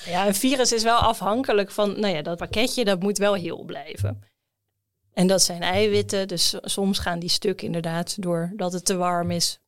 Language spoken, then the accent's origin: Dutch; Netherlands; als Nederlander